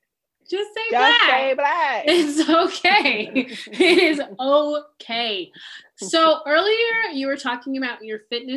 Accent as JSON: {"language": "English", "country": "United States", "tie": "born or raised there", "also_born_or_lived": "Zimbabwe", "said": "growing up in America"}